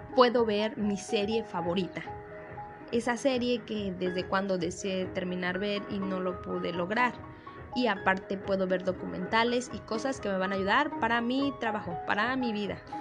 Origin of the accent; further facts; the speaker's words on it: Mexico; nosotros como mexicanos